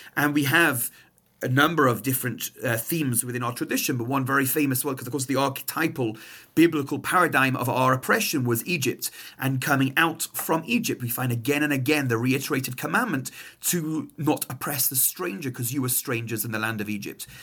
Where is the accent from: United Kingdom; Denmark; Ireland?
United Kingdom; England; now in Montreal, Canada; my accent is not Canadian, uh, I'm from England